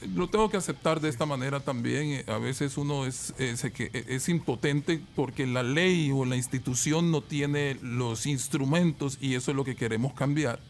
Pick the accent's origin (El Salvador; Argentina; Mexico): El Salvador; nos enorgullece mucho como salvadoreños